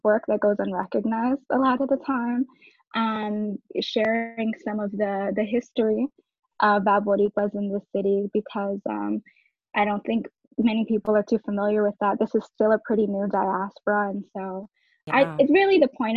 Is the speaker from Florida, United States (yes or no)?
yes; Orlando, Florida, United States; also born or lived in New York; I was born in New York and raised in Orlando.